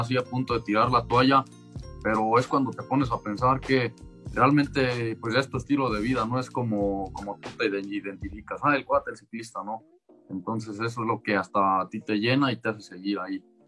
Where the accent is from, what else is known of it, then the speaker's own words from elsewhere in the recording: Mexico; todos como mexicanos